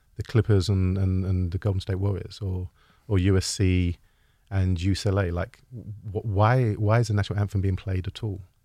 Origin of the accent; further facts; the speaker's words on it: United Kingdom; as a Brit, as a European